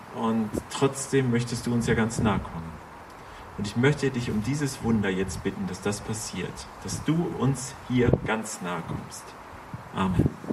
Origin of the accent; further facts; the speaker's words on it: Schleswig-Holstein, Germany; wir sind als Schleswig-Holsteiner